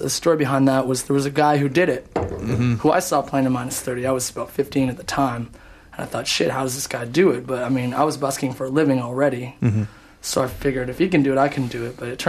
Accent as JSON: {"language": "English", "town": "Edmonton", "region": "Alberta", "country": "Canada", "moved": "as an adult", "lives_now": "Vancouver, Canada", "said": "I came from Edmonton. I'd been a busker there for a number of years, about 13 years."}